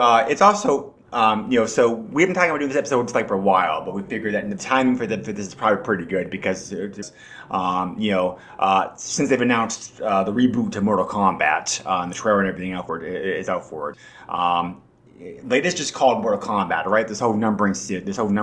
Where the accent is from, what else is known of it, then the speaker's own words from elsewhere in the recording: New Hampshire, United States; I grew up in New Hampshire.